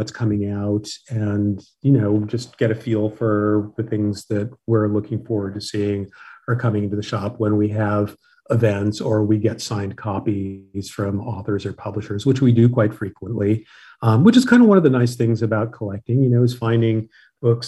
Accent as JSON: {"language": "English", "town": "Los Angeles", "region": "California", "country": "United States", "tie": "born or raised there", "said": "And I was born and raised in Los Angeles. I've lived here all of my life"}